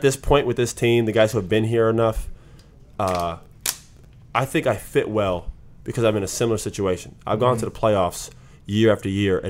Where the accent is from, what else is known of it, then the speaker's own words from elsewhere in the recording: West Coast, United States; moved away as an adult; now in Washington, United States; I'm from the West Coast.